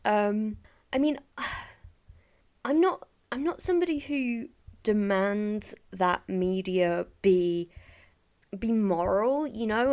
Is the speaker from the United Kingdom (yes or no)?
yes; England, United Kingdom; as an English, or mostly English person